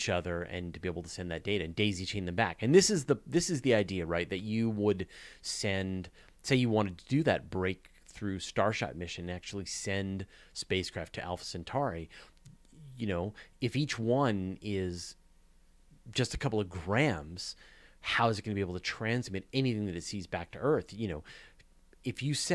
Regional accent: Canada; as a Canadian

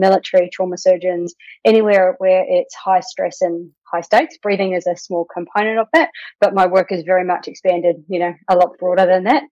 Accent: New Zealand; moved away as an adult; now in Australia; I'm a Kiwi, so from New Zealand originally, live in Australia.

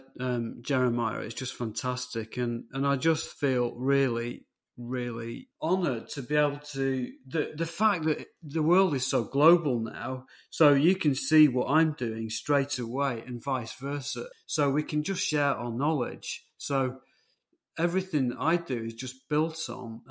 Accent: England, United Kingdom; they actually came back to England, and I could have been American. I was conceived in Chicago

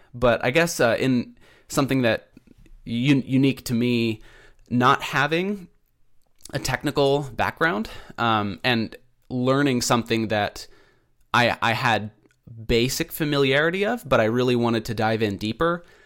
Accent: Pacific Northwest, United States; also born or lived in Keizer, Oregon; I'm from the Pacific Northwest. I live in Kaiser, Oregon.

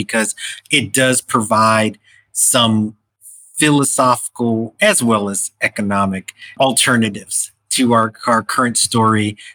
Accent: New York, United States; as a New Yorker

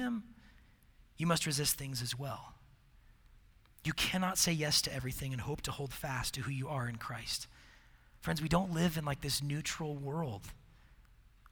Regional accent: Seattle, Washington, United States; moved away; I grew up in Seattle

